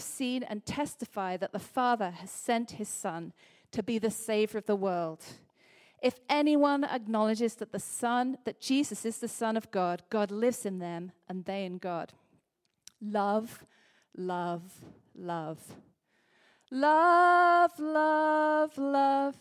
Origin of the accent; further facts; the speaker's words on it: Liverpool, North West England, United Kingdom; I'm from Liverpool.